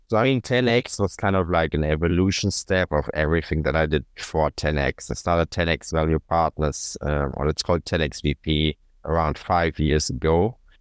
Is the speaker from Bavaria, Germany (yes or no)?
no; Cologne, North Rhine-Westphalia, Germany; my hometown Cologne